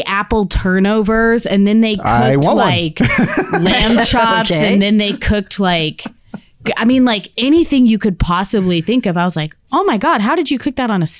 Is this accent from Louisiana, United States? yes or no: no; Texas, United States; I'm from Texas.